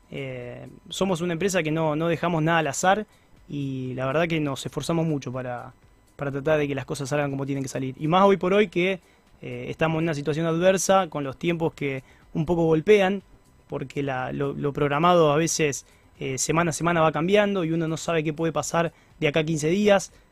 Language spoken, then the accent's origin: Spanish; Rosario, Santa Fe, Argentina; si soy rosarino, soy de Newell's.